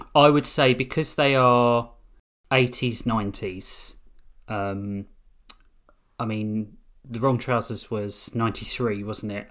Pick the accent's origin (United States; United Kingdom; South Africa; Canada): United Kingdom; we're British